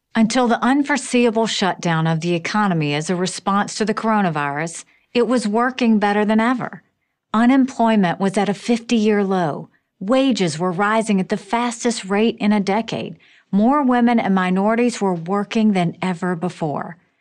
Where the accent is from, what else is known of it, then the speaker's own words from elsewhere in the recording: South Carolina, United States; I grew up in South Carolina as the daughter of Indian immigrants